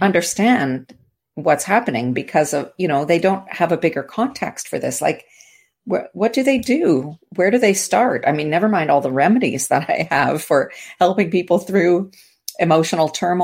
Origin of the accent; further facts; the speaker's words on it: Canada; I'm from the Commonwealth. I'm from Canada.